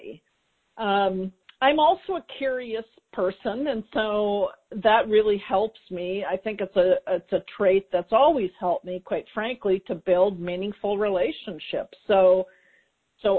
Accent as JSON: {"language": "English", "town": "Minneapolis", "region": "Minnesota", "country": "United States", "tie": "born or raised there", "also_born_or_lived": "California", "moved": "yes", "said": "I actually relocated across the country back to my hometown of Minneapolis, Minnesota"}